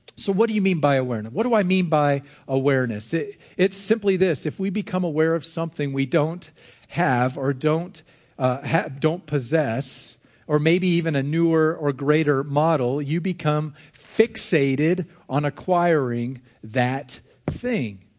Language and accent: English; United States; As American individuals